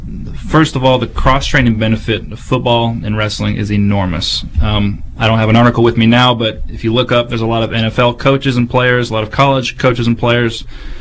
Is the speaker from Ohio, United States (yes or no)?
yes; Dublin, Ohio, United States; Yeah, I started wrestling when I was 7 years old. I'm from Dublin, Ohio. We had a little youth program that fed into our middle school and high school program, and that's how I got started.